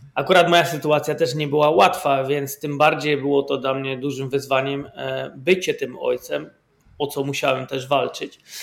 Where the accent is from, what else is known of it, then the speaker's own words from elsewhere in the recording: Poland; moved away as an adult; now in Netherlands; pochodzę z Polski. 20 lat temu, ponad 20 lat temu wyjechałem z Polski i mieszkam w Holandii.